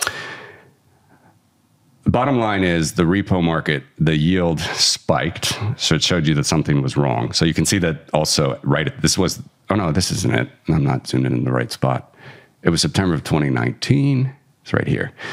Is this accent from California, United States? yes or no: no; Cincinnati, Ohio, United States; my hometown, Cincinnati